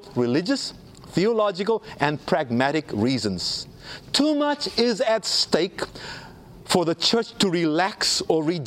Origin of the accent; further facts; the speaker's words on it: South Africa; when I was growing up in South Africa